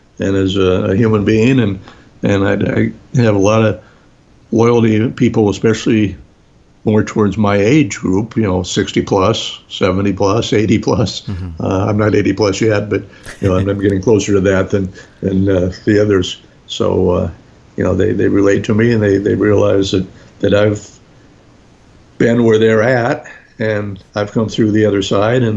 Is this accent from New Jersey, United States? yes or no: yes; New Jersey, United States; we're both from New Jersey